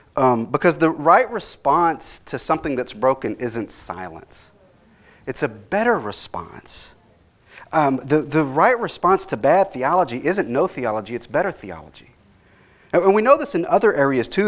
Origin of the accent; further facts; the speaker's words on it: Dallas, Texas, United States; I grew up in Dallas, so I grew up during the time of Robert Tilton